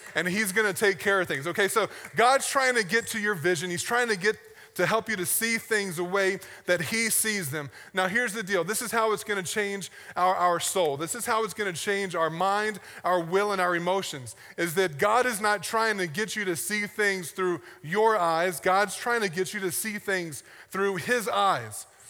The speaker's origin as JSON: {"language": "English", "region": "the South", "country": "United States", "tie": "born or raised there", "said": "I grew up in the South, and we have sayings that don't mean anything, but we say 'em all the time"}